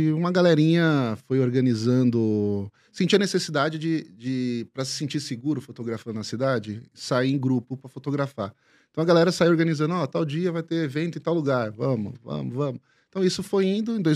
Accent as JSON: {"language": "Portuguese", "country": "Brazil", "said": "Às vezes, próprias pessoas da Zona Norte, de onde eu sou, não conhecem a totalidade do que é a Zona Norte."}